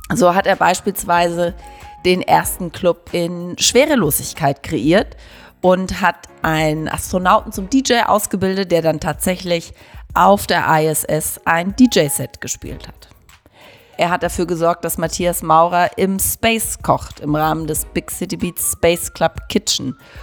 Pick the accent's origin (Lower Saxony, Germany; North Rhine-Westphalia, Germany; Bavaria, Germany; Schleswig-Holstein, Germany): Bavaria, Germany; Lower Franconia; als Unterfränkin